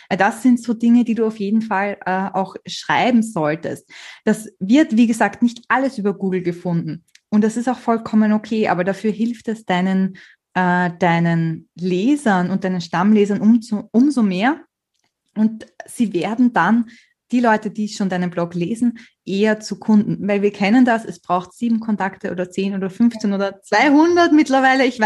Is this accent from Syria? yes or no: no; Austria; Man hört es wahrscheinlich, ich bin Österreicherin und ich lasse wahnsinnig gern so österreichische Redewendungen einfließen in meine Blogartikel.